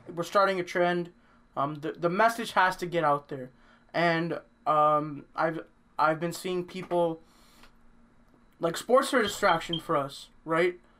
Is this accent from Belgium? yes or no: no; Canada; we're from Canada